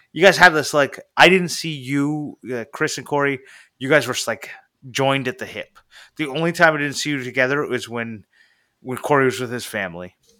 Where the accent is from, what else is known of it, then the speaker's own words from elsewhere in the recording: Canada; I'm from Canada.